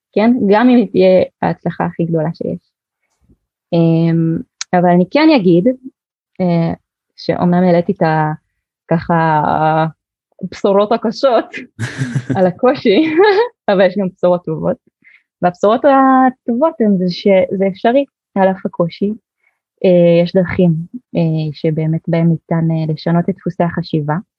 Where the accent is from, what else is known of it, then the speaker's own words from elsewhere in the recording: Haifa, Haifa District, Israel; אני ככה ילידת חיפה